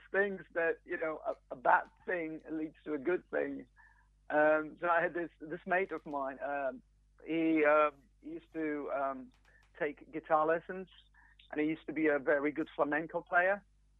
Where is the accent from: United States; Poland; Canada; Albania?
Poland; English is a second language; now in United Kingdom; I mean, I've lived here been here for 20 years now, so I guess I'm sort of... I'm more British than I'm Polish.